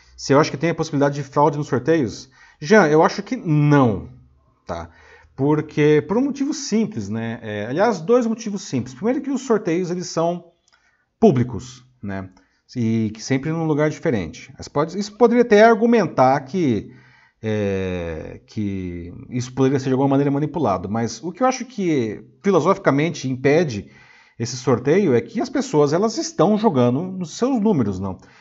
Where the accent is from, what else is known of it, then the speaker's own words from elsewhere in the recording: Brazil; Como bom brasileiro